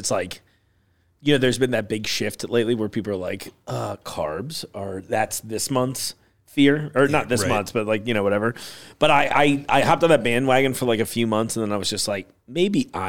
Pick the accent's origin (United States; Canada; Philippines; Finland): United States; East Coast; also born or lived in New York City; now in Cincinnati, United States; I grew up on the East Coast.